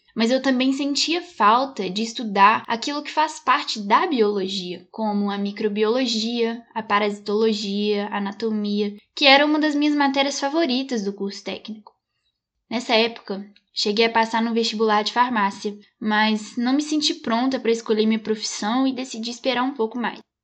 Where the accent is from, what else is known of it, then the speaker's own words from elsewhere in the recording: Belo Horizonte metropolitan area, Minas Gerais, Brazil; nasci aqui em Minas Gerais, na região metropolitana de Belo Horizonte